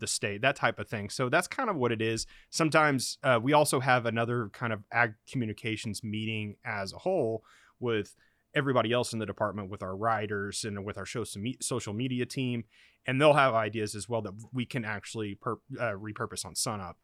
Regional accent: Oklahoma, United States; moved away as an adult; also born or lived in Oregon; I'm from Oklahoma

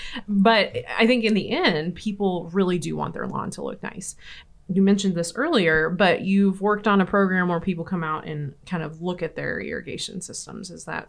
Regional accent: Kingfisher, Oklahoma, United States; aren't we fortunate here in you know, central Oklahoma, even I'm from Kingfisher

